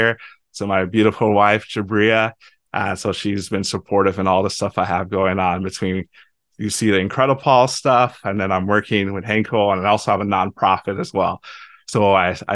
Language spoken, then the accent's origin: English; Lagos, Nigeria; also born or lived in Iowa, United States; now in St. Louis, United States; I am Nigerian. I was born in Lagos, Nigeria.